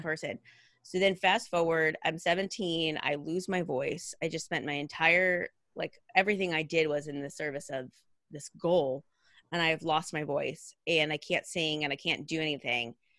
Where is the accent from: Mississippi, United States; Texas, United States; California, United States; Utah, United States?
California, United States; Redding; I grew up in Redding, California